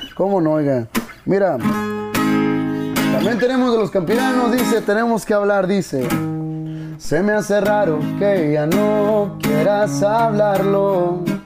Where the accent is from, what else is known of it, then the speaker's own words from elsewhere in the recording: Mexico; Soy, soy orgulloso de ser mexicano